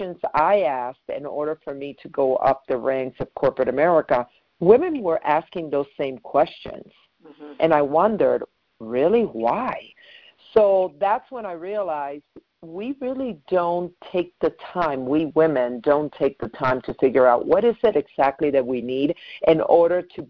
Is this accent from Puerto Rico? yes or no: yes; Puerto Rico; I was raised in Puerto Rico.